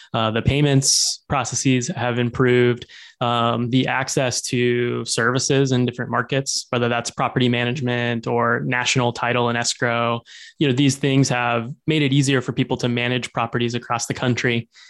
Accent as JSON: {"language": "English", "region": "Arkansas", "country": "United States", "tie": "born or raised there", "also_born_or_lived": "Bay Area", "moved": "as an adult", "lives_now": "Seattle, United States", "said": "I grew up in Arkansas"}